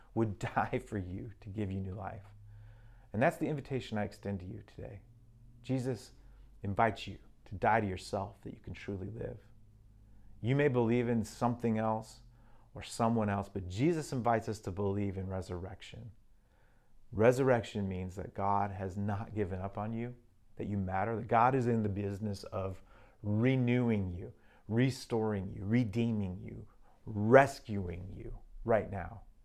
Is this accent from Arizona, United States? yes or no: yes; Arizona, United States; also born or lived in Mexico; now in Seattle, United States; growing up in Arizona